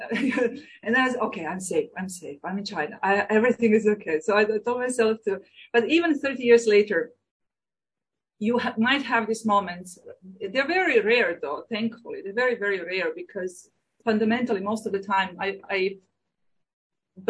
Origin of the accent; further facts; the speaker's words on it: Croatia; moved away as an adult; Croatia is my home country. I don't have any other. But I belong to a Serbian minority in Croatia